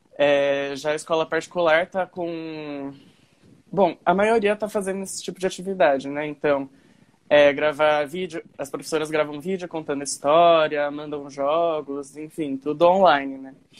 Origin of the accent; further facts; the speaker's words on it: Guarulhos, São Paulo, Brazil; eu sou de Guarulhos, então Aí já fica mais fácil também com a minha escola antiga